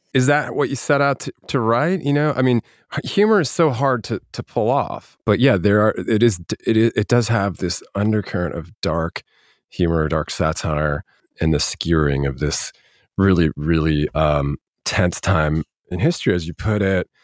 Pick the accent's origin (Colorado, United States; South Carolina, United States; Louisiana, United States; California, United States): Colorado, United States; Denver; originally from Denver, born and raised